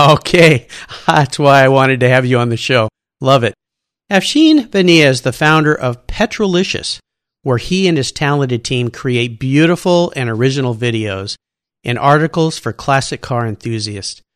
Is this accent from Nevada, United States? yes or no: no; Southern California, United States; growing up in Southern California